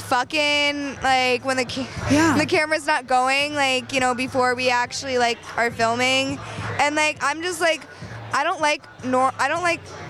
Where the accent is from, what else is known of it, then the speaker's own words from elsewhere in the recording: New Hampshire, United States; I'm from New Hampshire.